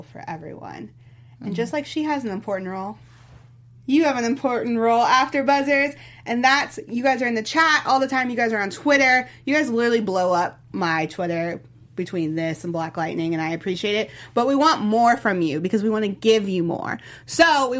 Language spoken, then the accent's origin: English; Louisville, Kentucky, United States; I'm from Louisville, Kentucky. I'm country as all get out.